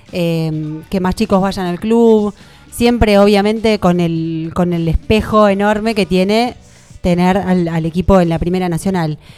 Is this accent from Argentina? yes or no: yes; Tandil, Buenos Aires Province, Argentina; ni siquiera estaba yo todavía cuando mis viejos se vinieron a vivir a Tandil, porque a mi papá lo contrataron para jugar en Santa Marina.